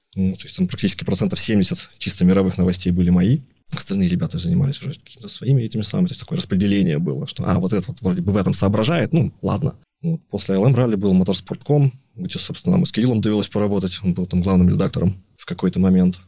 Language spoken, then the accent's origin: Russian; Sakhalin Oblast, Russia; я родился там на Сахалине, там на, на юге, в портовом городе. То есть меня окружали там корабли